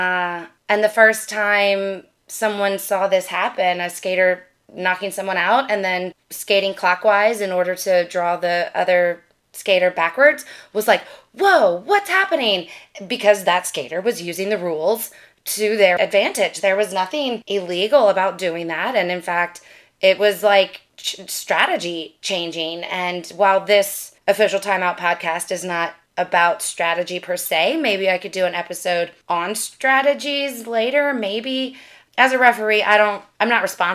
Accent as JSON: {"language": "English", "region": "Louisiana", "country": "United States", "said": "I'm from Louisiana"}